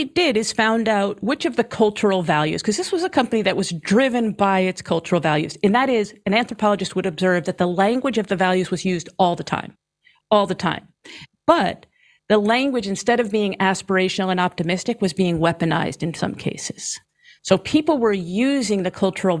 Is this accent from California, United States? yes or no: no; New York, United States; I'm from New York